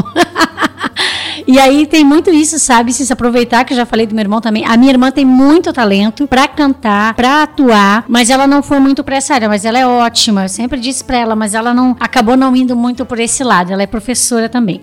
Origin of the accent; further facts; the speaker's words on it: Joinville, Santa Catarina, Brazil; also born or lived in Lages; Eu sou nascida em Joinville, mas a família da minha mãe é de Lages